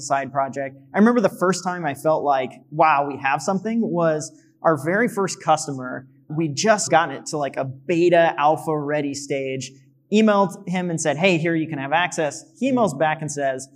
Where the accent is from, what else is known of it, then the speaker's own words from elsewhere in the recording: Missouri, United States; moved away as an adult; we're in the middle of Missouri, which I love my hometown